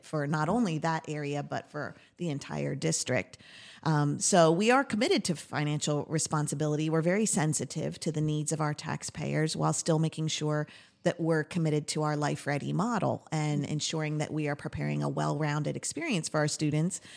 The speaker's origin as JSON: {"language": "English", "area": "Lebanon County", "region": "Pennsylvania", "country": "United States", "tie": "born or raised there", "also_born_or_lived": "Lancaster County, Pennsylvania", "said": "I've lived in Lebanon County with my family growing up"}